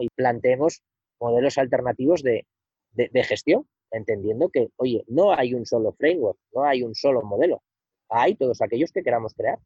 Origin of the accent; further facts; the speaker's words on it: Somiedo, Asturias, Spain; also born or lived in Madrid / San Francisco; yo no te estoy hablando desde mi pueblo, desde Somiedo